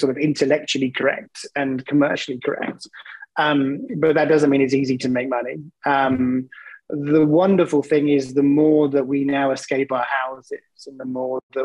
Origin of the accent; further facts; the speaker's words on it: England, United Kingdom; accent: English; I'm English, which means I have an accent that people find to be compelling